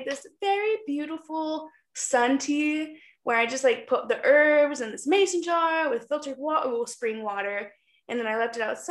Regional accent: Wyoming, United States; I was born in Wyoming

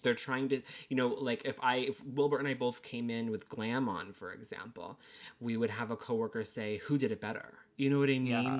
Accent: Connecticut, United States; now in Massachusetts, United States; I am from Connecticut, but currently reside in Massachusetts

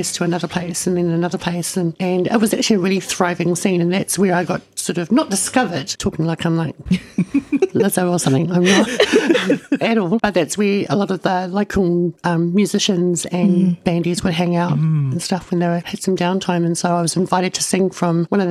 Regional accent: Murupara, Bay of Plenty, New Zealand; My parents are from Ngāti Mania Poto and te Ati Haunu a Pāpārangi, but I was raised in Murupara

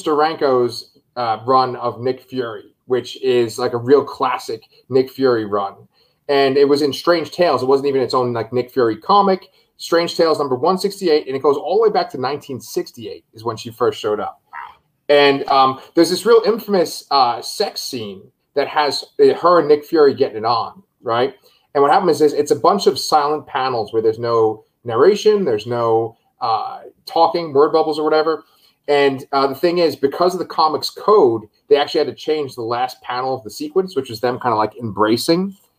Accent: Scotland, United Kingdom; So, and I'm Scottish, by the way, so I can do that.

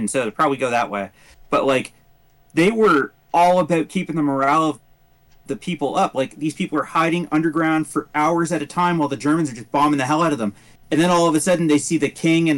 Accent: Canada; being Canadian

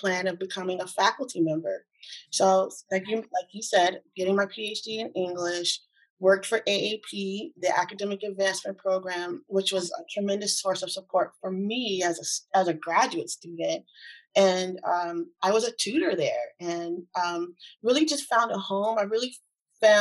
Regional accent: East Coast, United States; moved away as an adult; also born or lived in California; I'm from the East Coast originally.

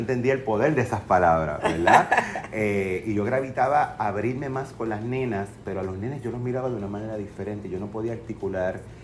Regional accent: Fajardo, Puerto Rico; yo nací y crecí en Fajardo

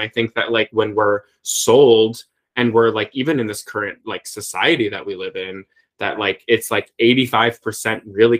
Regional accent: United States; growing mm-hmm. up like queer in a very mm-hmm. small town and, you know, the border of Illinois and Iowa, like, you know, 1,200 people in my hometown

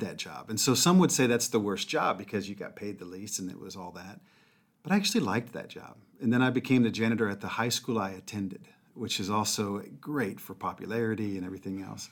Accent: Mobile, Alabama, United States; I grew up in Mobile, Alabama

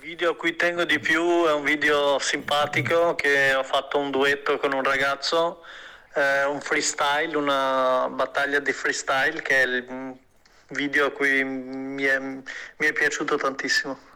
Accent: Albania; moved away; vengo dall'Albania

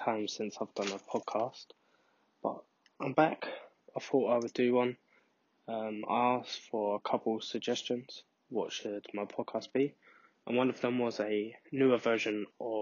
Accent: London, United Kingdom; also born or lived in Scotland; I was born in London and then moved to Scotland for my mum to go to uni and then came back when I was about six or seven.

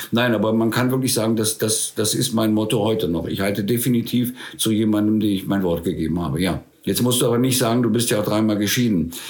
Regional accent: Spain; weil ich bin ja in der Zeit in Spanien groß geworden.

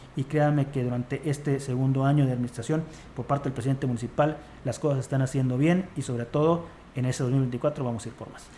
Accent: Mexico; como mexicanos

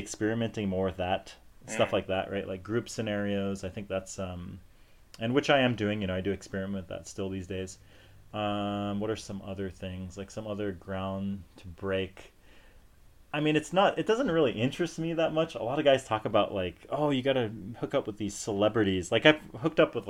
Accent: United States; moved away as an adult; now in South Korea; as an American

